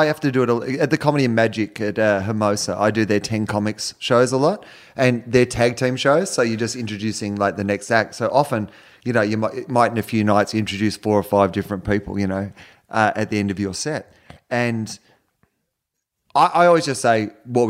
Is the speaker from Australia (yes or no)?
yes; Australia; I'm from Australia